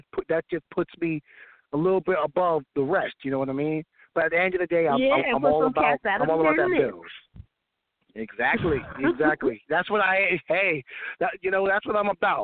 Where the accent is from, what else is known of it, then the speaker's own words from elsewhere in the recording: Amityville, New York, United States; I'm from Amityville, Long Island, New York.